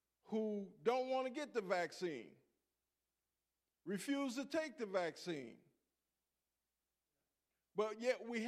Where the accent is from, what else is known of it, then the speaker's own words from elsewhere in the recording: Buffalo, New York, United States; moved away; also born or lived in San Diego; I was born and raised in Buffalo, New York.